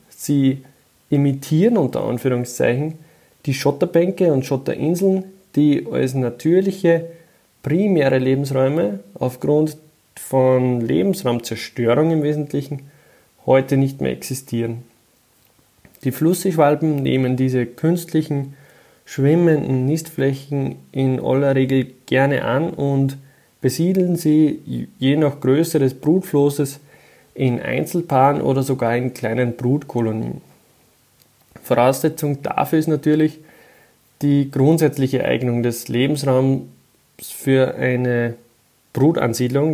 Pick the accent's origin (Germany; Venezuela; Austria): Austria; bei uns in Österreich